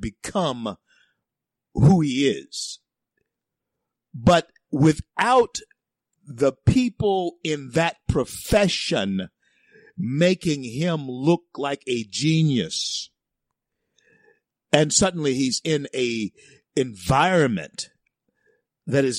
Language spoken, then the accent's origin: English; the South, United States; It's in the South, and I'm a Southerner